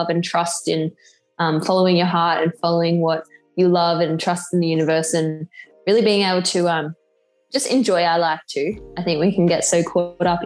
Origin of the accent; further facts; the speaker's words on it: Australia; also born or lived in England; I'm from Australia